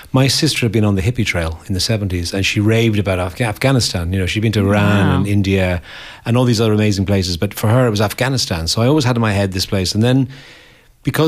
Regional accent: Dublin, Leinster, Ireland; moved away as an adult; also born or lived in America / London; I grew up in Dublin and 60s, 70s

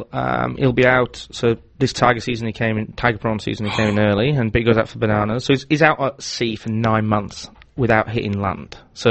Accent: Barnsley, Yorkshire and the Humber, United Kingdom; moved away

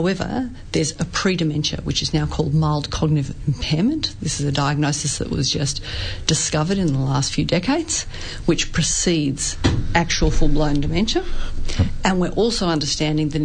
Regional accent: Australia; I'm from Australia

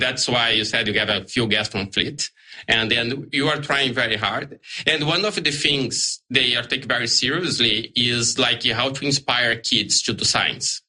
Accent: Brazil; English is a second language; moved away as an adult; now in Australia; I'm from Brazil originally.

